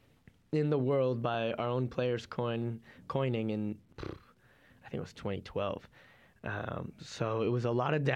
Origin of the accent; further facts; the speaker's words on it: Toronto, Ontario, Canada; I was born in Toronto